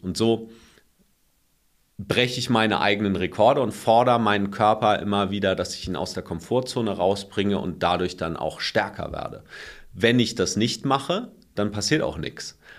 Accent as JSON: {"language": "German", "country": "Germany", "said": "bei uns in Deutschland"}